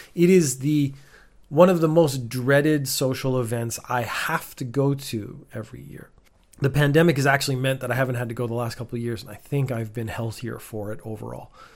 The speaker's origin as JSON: {"language": "English", "country": "Canada", "tie": "born or raised there", "also_born_or_lived": "Northern Ireland, United Kingdom", "moved": "as an adult", "lives_now": "Japan"}